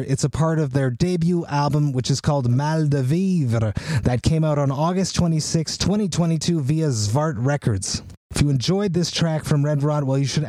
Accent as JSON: {"language": "English", "town": "Montreal", "region": "Quebec", "country": "Canada", "tie": "born or raised there", "said": "my hometown of Montreal"}